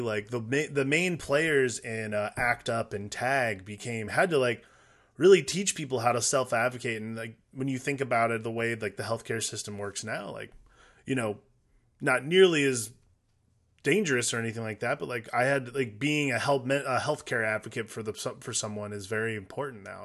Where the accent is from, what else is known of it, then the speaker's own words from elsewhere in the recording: Midwest, United States; also born or lived in Noblesville, Indiana; growing up in the Midwest